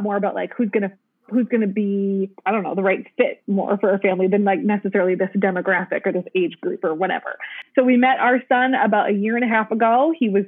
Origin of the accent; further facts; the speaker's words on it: Minnesota, United States; I'm from Minnesota